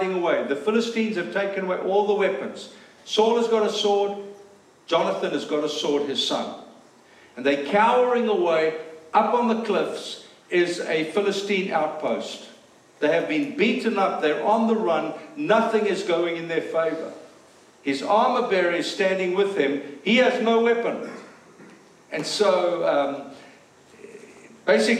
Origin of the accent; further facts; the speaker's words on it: South Africa; moved away; we're South African